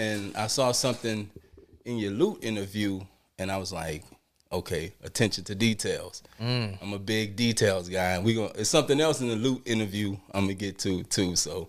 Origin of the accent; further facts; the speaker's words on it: New Orleans, Louisiana, United States; I'm from New Orleans originally.